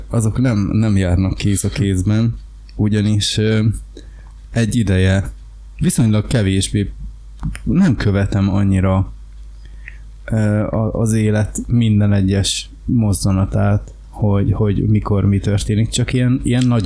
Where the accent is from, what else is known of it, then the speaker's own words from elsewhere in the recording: Hungary; rájött, hogy én magyar